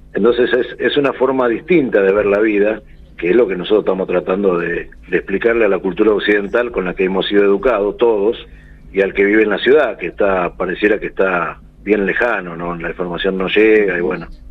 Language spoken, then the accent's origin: Spanish; Santiago del Estero, Argentina; de la comunidad Guayarimas del Consejo de la Nación Tonocoté yutqui en Santiago del Estero